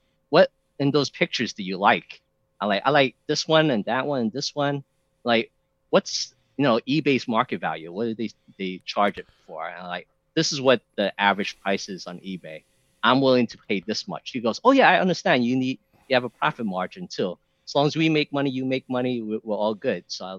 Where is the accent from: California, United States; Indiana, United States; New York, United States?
New York, United States; New York City; I'm from New York, so New York has good cheesecake.